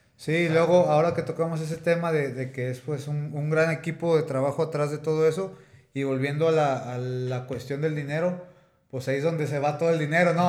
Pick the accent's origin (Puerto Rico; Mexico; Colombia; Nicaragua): Mexico; Tepic, Nayarit; moved away as an adult; now in Guadalajara, Mexico; yo soy de Tepic, ahorita este, pues estoy radicando aquí en Guadalajara